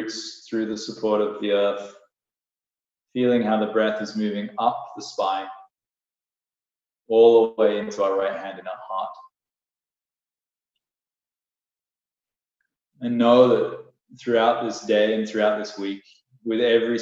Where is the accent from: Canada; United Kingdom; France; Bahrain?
Canada; now in Bali, Indonesia; from Canada